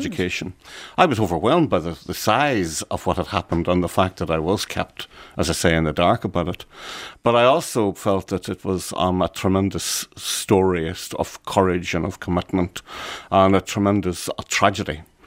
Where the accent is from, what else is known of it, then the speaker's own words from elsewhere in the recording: Ulster, Ireland; as an Irishman from the north of Ireland, as an Ulsterman who is not part of the six counties